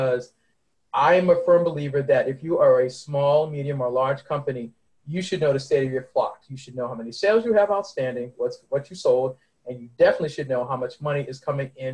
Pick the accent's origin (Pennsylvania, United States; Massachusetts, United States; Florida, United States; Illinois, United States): Massachusetts, United States; Boston; also born or lived in Mount Olive, North Carolina; I was born and raised in Boston, and every summer from when I was a baby until I was 18, I took a 24-hour Greyhound bus ride, for y'all old school heads, down to Mount Olive, North Carolina, where my grandparents lived